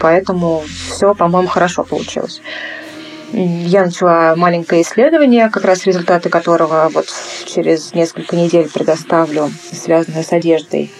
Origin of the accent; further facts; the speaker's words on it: Moscow, Russia; я родилась уже в Москве